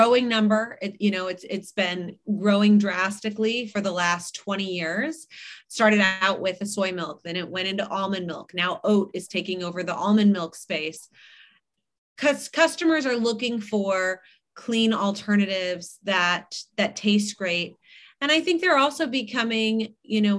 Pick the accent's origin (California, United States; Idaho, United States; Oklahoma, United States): California, United States; Malibu; I grew up in Malibu. I live on the west side now, but not in Malibu